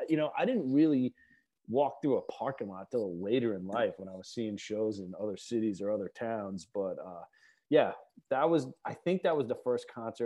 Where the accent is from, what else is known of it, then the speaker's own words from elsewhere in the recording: Long Island, New York, United States; I grew up out in Long Island